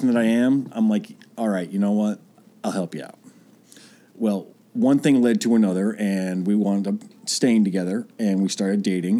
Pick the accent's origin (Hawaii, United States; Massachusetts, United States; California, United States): Massachusetts, United States; Boston; moved away as an adult; now in Atlanta, United States; I'm from Boston originally.